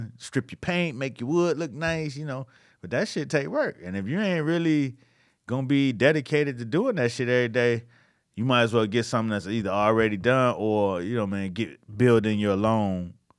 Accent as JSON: {"language": "English", "town": "Brooklyn", "region": "New York", "country": "United States", "said": "I'm looking at Bed-Stuy. I was like, oh shit, I'm from Bed-Stuy, uh-huh."}